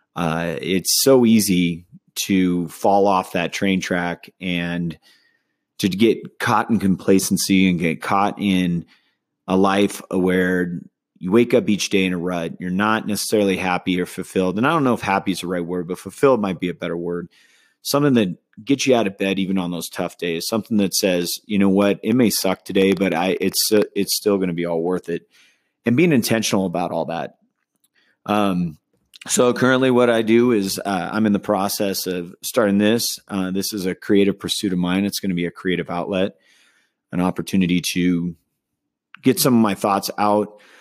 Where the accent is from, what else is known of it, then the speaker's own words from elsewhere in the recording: Southern California, United States; now in Denver, United States; I grew up in Southern California, uh, as well as Northern California